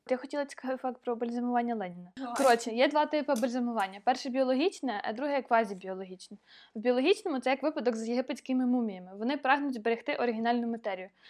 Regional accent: Ukraine; я з України.

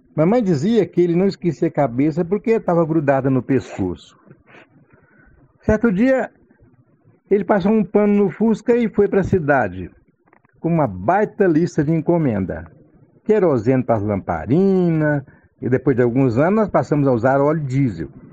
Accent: Brazil; Lá no Lajeado, sítio do meu pai

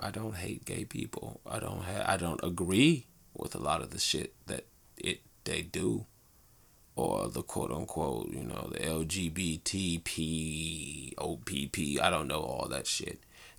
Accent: Detroit, Michigan, United States; growing up in Detroit

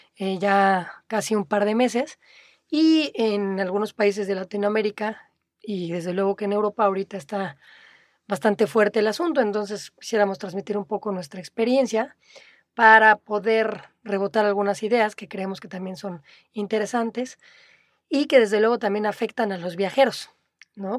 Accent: Mexico City, Mexico; moved away as an adult; also born or lived in Playa del Carmen; Nací en la Ciudad de México, durante casi toda mi vida fui un orgulloso chilango

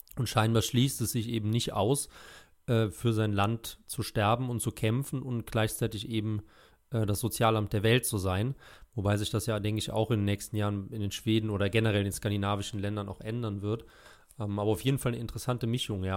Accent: Germany; als Deutscher

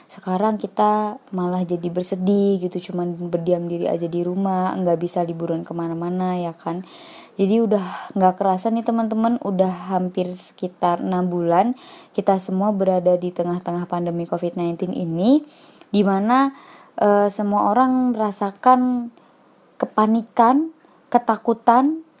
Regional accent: Yogyakarta, Special Region of Yogyakarta, Indonesia; aku lahir dan tinggal di kota Yogyakarta saat ini aku menempuh pendidikan S1 di Universitas Ahmad Dahlan Yogyakarta

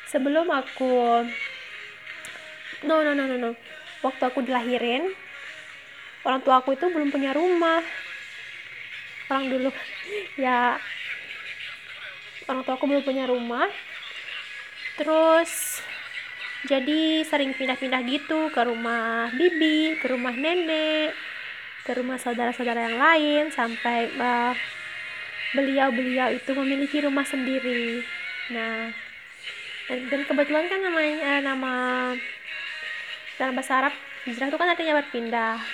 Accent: West Nusa Tenggara, Indonesia; aku ini uh, asalnya dari Pulau Lombok Nusa Tenggara Barat. Nah, aku uh, aslinya suku Sasak guys

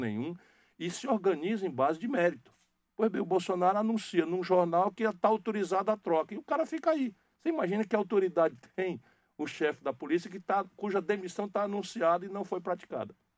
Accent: Northeast Region, Brazil; esse estilo de falar o que pensa, de ser direto, de ser claro, que é muito da característica nossa do Nordeste

